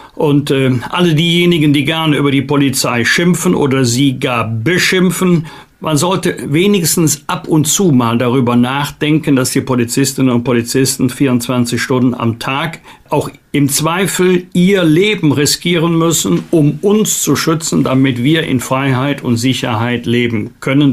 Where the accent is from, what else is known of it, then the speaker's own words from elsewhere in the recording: Germany; wir da als Deutsche